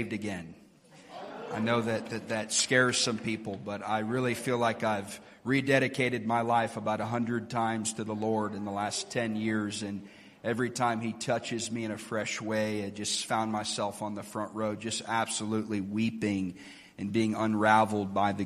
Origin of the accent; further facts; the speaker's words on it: Indianapolis, Indiana, United States; now in Lakeland, United States; I grew up in Indianapolis, Indiana